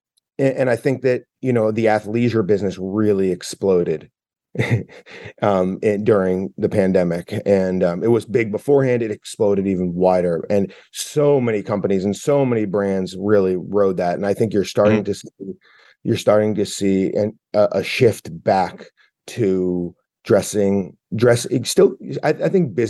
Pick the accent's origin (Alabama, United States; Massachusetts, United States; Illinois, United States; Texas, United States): Massachusetts, United States; Boston; I'm from the Boston area. So I grew up with New Balance